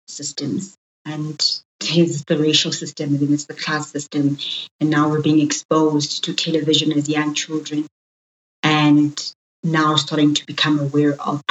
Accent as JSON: {"language": "English", "town": "Johannesburg", "region": "Gauteng", "country": "South Africa", "tie": "born or raised there", "also_born_or_lived": "Soweto", "said": "I was born and bred in Johannesburg in the city. So I'm a thoroughbred city girl. My formative years were in Soweto, the southwestern township"}